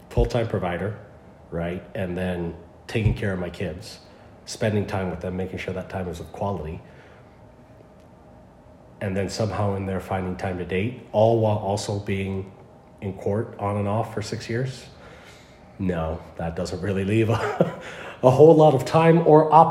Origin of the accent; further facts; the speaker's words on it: California, United States; California originally.